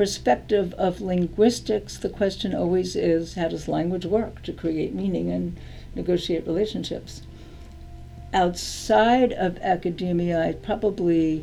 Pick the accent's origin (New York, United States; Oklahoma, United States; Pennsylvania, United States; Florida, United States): New York, United States; New York City; moved away as an adult; also born or lived in California / Greece; I was raised in Brooklyn, New York